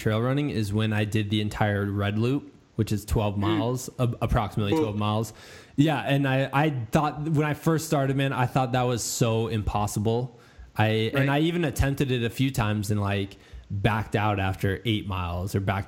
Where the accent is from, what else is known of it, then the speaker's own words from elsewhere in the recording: Muscatine, Iowa, United States; moved away as an adult; also born or lived in Danville, Virginia; My hometown is Muscatine, Iowa, and it's on the Mississippi River